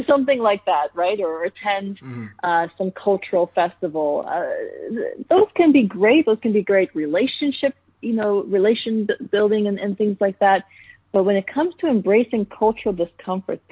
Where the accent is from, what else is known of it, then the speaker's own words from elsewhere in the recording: United States; my cultural identity as an Indian American